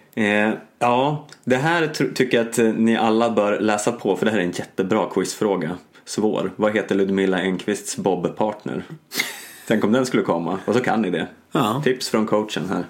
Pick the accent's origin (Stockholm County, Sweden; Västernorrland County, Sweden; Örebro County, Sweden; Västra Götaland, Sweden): Stockholm County, Sweden; Stockholm; som Stockholmsbo